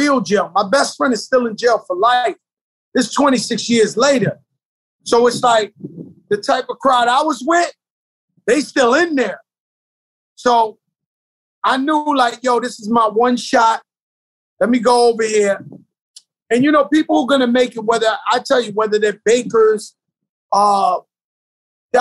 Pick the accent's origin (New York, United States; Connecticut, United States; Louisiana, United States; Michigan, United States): New York, United States; New York City; I grew up in the South Bronx, birthplace of hip hop